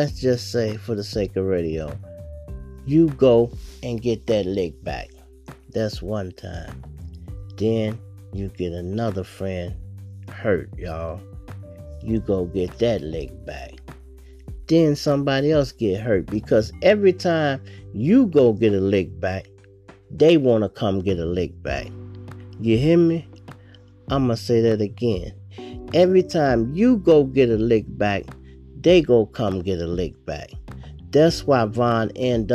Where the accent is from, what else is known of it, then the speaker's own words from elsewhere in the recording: Chicago, Illinois, United States; I'm from Chicago